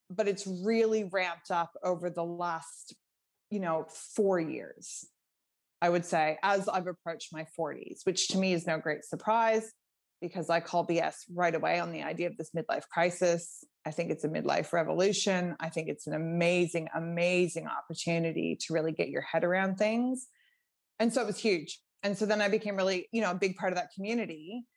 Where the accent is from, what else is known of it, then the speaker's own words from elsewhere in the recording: Nova Scotia, Canada; I'm from Nova Scotia, Canada. So, you know, I grew up swimming in quite cold water most of the year.